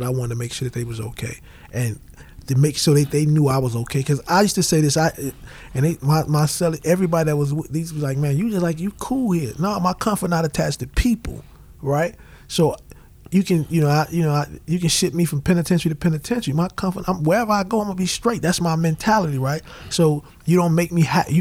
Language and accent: English; United States; I come from Woodlawn. I owe a lot to Woodlawn.